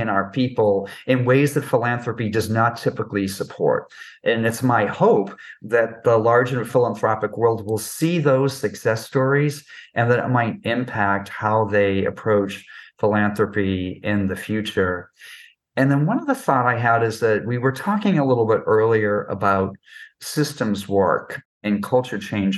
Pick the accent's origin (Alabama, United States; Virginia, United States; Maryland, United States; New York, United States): New York, United States; I'm a New Yorker